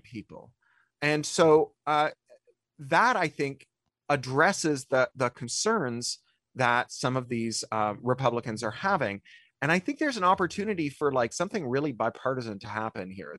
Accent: Ontario, Canada; I grew up in Ontario

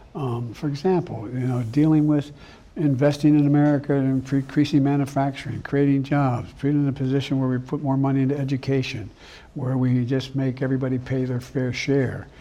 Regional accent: Claymont, Delaware, United States; also born or lived in Scranton, Pennsylvania; a lot of the guys I grew up with in Claremont, Delaware, and Scranton, Pennsylvania

